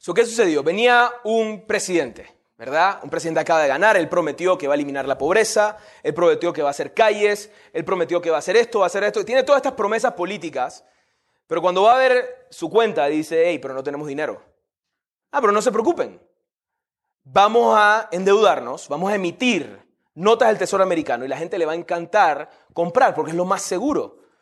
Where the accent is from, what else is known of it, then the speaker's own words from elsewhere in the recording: Panama; Yo soy de Panamá